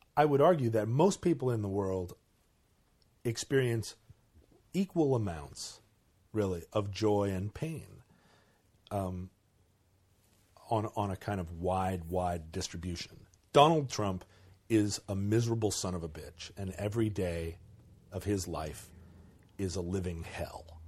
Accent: Alaska, United States; I grew up in Alaska

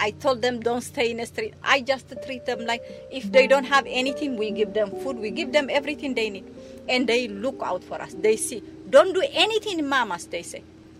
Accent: Eritrea; moved away as an adult; now in Baltimore, United States; I'm from Eritrea, East Africa, and I came 1985 here.

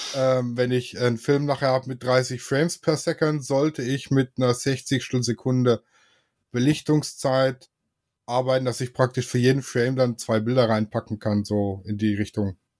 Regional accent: Swabia, Germany; ich bin Schwabe

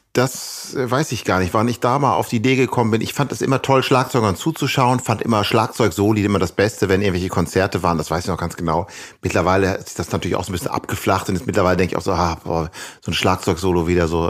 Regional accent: Ibbenbüren, North Rhine-Westphalia, Germany; moved away; also born or lived in Gelsenkirchen / Amsterdam; wo ich aufgewachsen bin, in Ibbenbüren

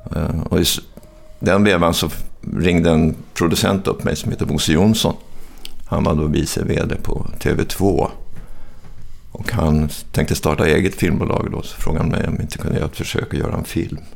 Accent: Stockholm, Stockholm County, Sweden; also born or lived in Hofors, Gästrikland; det var bättre att växa upp i Stockholm

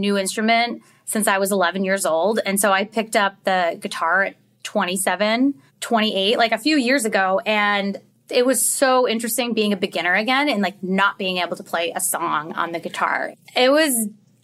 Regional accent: Chicago, Illinois, United States; I grew up in Chicago

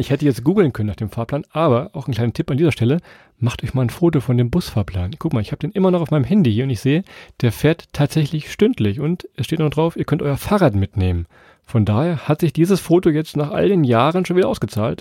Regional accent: Harz, Germany; unsere Geheimtipps aus unserer Heimat

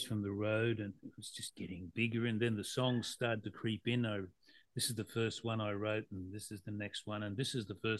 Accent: Mackay, Queensland, Australia; moved away as an adult; I left my hometown of Mackay

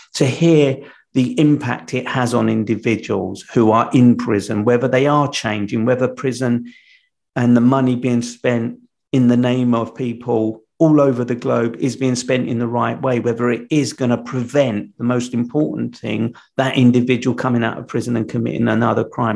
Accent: London, United Kingdom; I'm from London

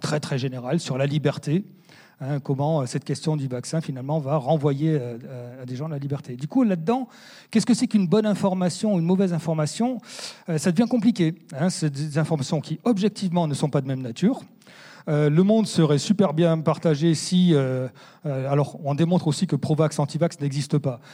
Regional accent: France; chez nous, en France

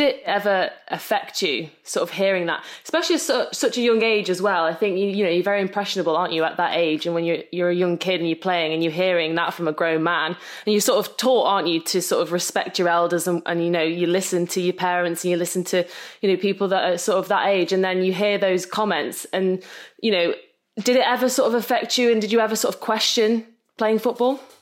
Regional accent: Netherlands; I'm from the Netherlands.

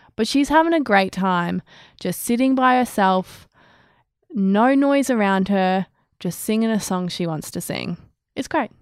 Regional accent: Australia; we're Australian

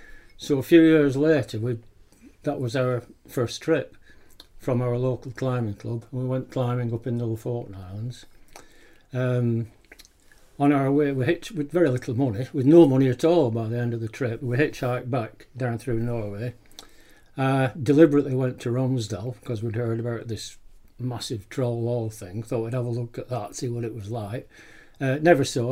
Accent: Greenfield, North West England, United Kingdom; we're living now in Greenfield, Saddleworth, north end of the Peak District, which is where I was born and grew up.

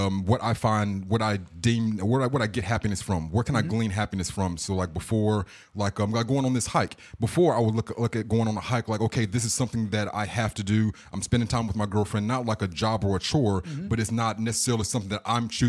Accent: Charlotte, North Carolina, United States; Well, my family lives there, but I'm from Charlotte though.

